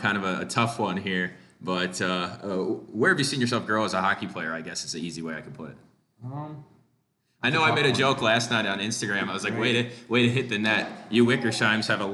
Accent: Antigo, Wisconsin, United States; I'm from Anago as well

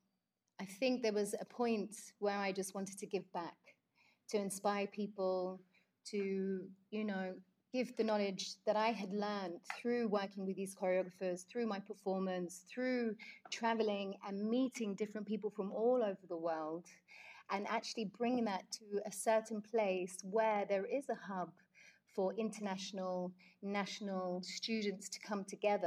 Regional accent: London, United Kingdom; growing up in London

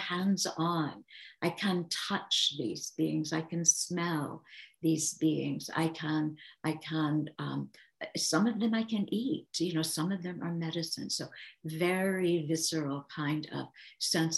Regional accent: Kansas, United States; I grew up in Kansas and my dad was a farmer.

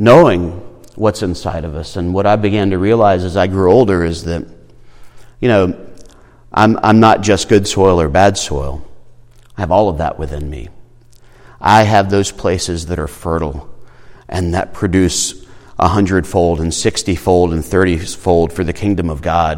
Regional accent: Irmo, South Carolina, United States; I came from Irmo

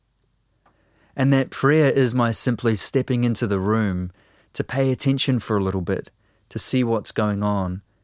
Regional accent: New Zealand

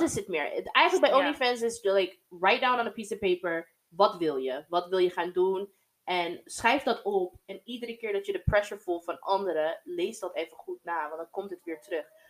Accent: United States; also born or lived in Germany; now in Netherlands; opgegroeid, ja. Ik ben eigenlijk geboren in Amer-, Amerikaanse basis in Duitsland

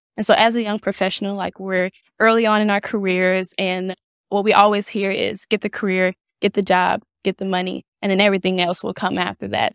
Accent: St. Louis, Missouri, United States; now in Kansas City, United States; I'm originally from Saint Louis, Missouri

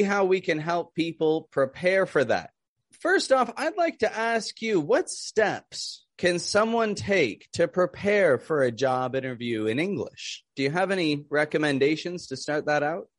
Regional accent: Toronto, Ontario, Canada; now in Mexico; I'm from Canada, from Toronto, living down in Mexico

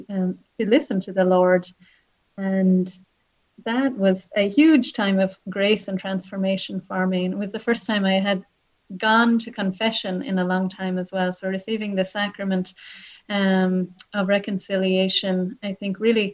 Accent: Wexford, Leinster, Ireland; also born or lived in Nashville, United States; now in Limerick, Ireland; I grew up in Wexford. I grew up on a farm

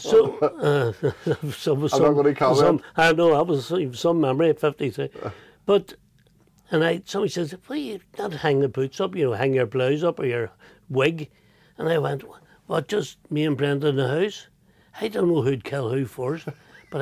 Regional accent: Belfast, Northern Ireland, United Kingdom; I'm from North Belfast

